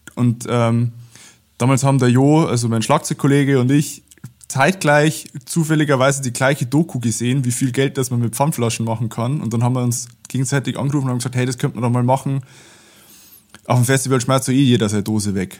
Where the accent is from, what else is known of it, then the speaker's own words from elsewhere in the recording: Abensberg, Bavaria, Germany; bei uns in Abensberg losgegangen, das ist so 30 äh, Kilometer südlich von Regensburg